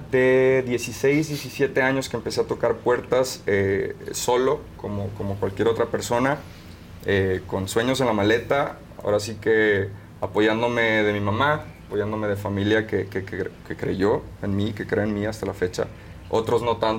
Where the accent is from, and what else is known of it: Sonora, Mexico; born or raised there; also born or lived in San Francisco, California, United States